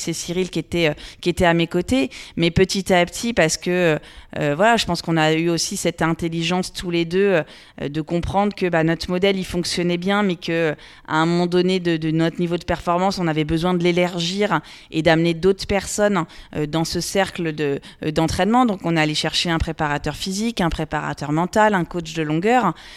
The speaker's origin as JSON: {"language": "French", "area": "Loir-et-Cher", "region": "Centre-Val de Loire", "country": "France", "tie": "born or raised there", "said": "je suis originaire du Loir-et-Cher. Donc j'ai grandi dans ce département, euh, j'y vis toujours"}